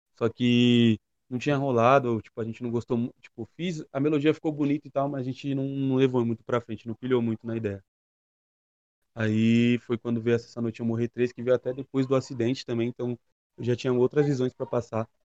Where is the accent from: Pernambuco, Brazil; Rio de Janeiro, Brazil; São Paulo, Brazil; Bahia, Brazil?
São Paulo, Brazil; Ferraz de Vasconcelos; sou de Ferraz de Vasconcelos, na ZL de São Paulo